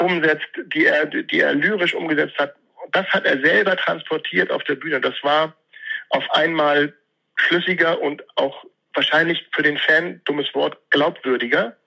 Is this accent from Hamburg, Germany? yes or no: yes; Hamburg, Germany; ich bin in Bergedorf geboren